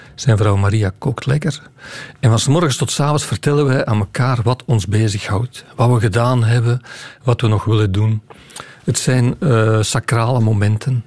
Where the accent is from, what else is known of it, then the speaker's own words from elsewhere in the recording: Campine, Flanders, Belgium; ik ben geen West-Vlaming, ik kom uit de Kempen